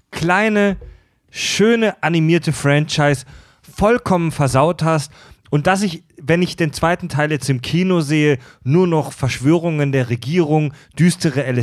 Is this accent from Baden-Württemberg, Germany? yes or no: yes; Kieselbronn, Baden-Württemberg, Germany; ich komme aus Kieselbronn, einem noch viel schlimmeren Kaff.